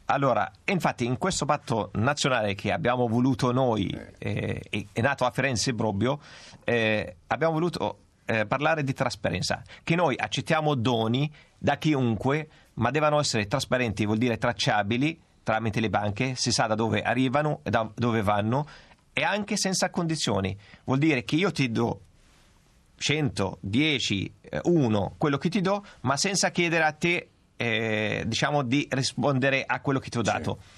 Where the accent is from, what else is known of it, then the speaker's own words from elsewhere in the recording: Palestine; now in Italy; io provengo dalla Palestina